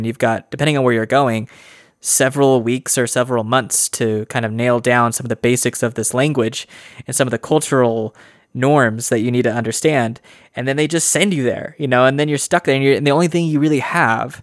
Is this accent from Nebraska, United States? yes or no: no; Idaho, United States; I'm from Idaho